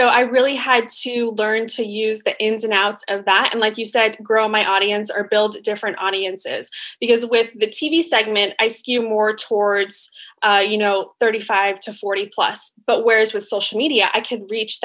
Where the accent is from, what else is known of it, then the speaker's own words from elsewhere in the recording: Colorado, United States; I was born and raised in Colorado on a 40-acre farm.